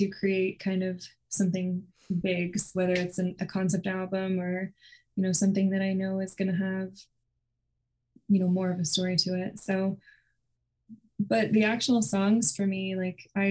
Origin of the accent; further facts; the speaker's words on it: Houston, Texas, United States; moved away as an adult; now in Nashville, United States; I grew up in Houston, Texas